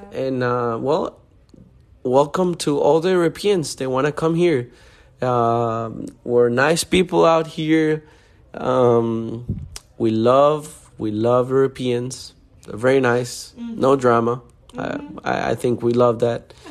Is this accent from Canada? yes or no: no; Honduras; now in Miami, United States; I was born and raised in Honduras